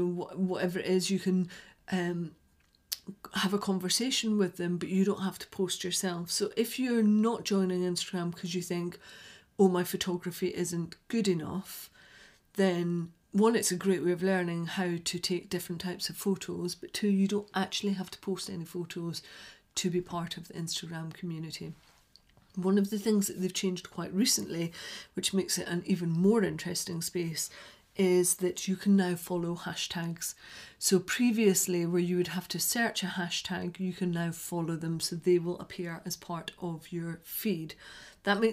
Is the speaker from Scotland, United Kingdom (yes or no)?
yes; Scotland, United Kingdom; accent: Scottish; moved away; I sound quite a lot more Scottish today than I usually do.